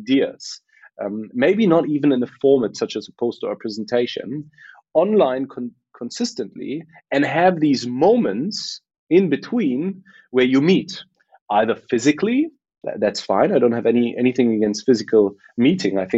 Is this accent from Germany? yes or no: yes; Berlin, Germany; I was born and raised in Berlin by a Polish mother and a Moroccan father